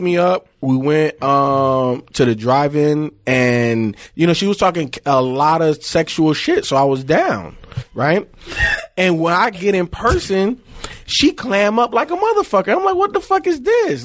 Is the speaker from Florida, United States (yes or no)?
yes; Miami, Florida, United States; I grew up in Miami, obviously different parts.